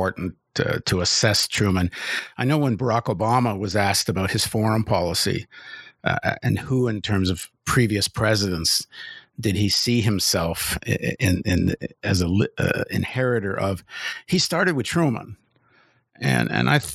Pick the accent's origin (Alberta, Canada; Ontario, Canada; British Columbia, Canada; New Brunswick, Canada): Ontario, Canada; Toronto; I grew up in Toronto